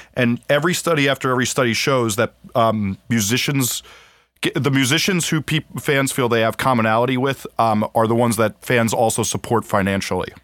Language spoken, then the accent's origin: English; New Jersey, United States; I grew up in New Jersey